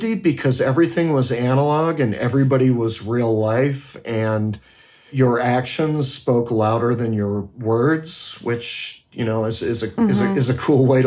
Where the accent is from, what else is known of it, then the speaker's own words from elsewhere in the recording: United States; also born or lived in Washington, D.C. / Berlin, Germany; now in San Francisco, United States; I grew up on the Canadian border, but I've never worked in Canada